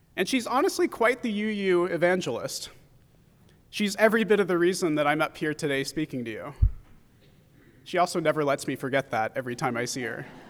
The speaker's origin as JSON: {"language": "English", "area": "San Francisco Bay Area", "region": "California", "country": "United States", "tie": "born or raised there", "said": "growing up in the San Francisco Bay Area"}